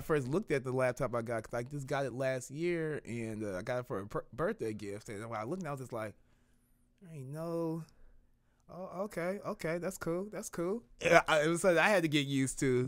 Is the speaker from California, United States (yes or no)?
no; Kansas City, Missouri, United States; I grew up in the twenties. Like, off of, uh, before they called it, uh, Martin Luther King Drive and everything, where it's actually still the Paseo